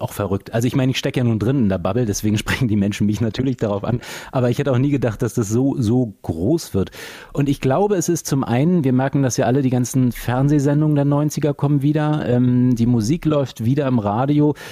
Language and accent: German; Flensburg, Schleswig-Holstein, Germany; moved away; also born or lived in Hamburg; in meiner alten Heimat Flensburg